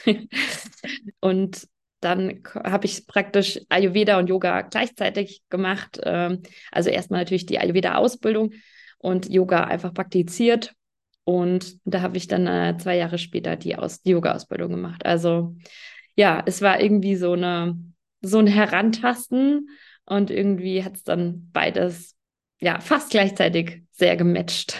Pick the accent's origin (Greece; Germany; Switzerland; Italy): Germany; near Fulda, Hesse; Ich komme aus der Nähe von Fulda in Hessen